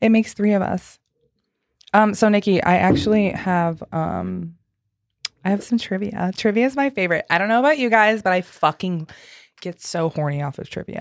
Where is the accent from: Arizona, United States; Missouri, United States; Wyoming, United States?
Missouri, United States; St. Louis; now in Nashville, United States; I'm from Saint Louis